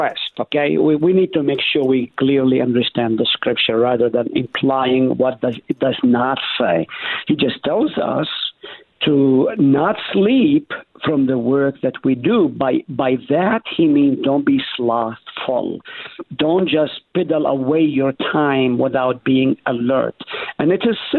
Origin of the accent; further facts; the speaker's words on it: Israel; moved away; When I was growing up in Israel, I was a rascal